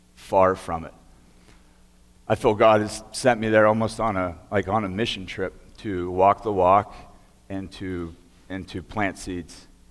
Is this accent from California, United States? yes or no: no; Beaver County, Pennsylvania, United States; I grew up here in Beaver County